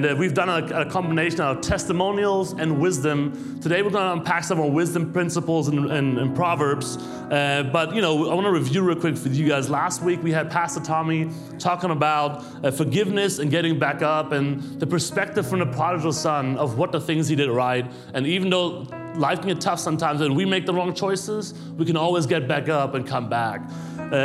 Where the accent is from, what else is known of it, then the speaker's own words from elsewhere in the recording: Germany; moved away as an adult; also born or lived in New York City; now in United States; I'm born and raised in Germany